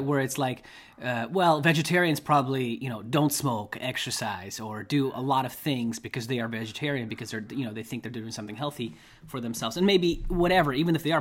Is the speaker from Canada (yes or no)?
no; Russia; moved away; also born or lived in Chicago, United States; I'm from Russia.